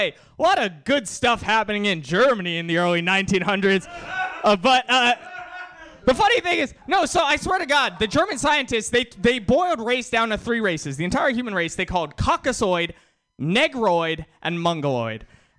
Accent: India; I'm Indian, and Kumail Nanjiani's in that movie. He's Indian too, right?

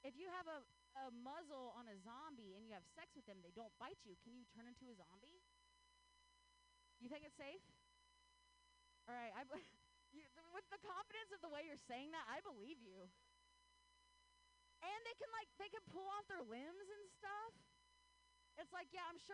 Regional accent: Ohio, United States; now in Bay Area, United States; I grew up in Ohio

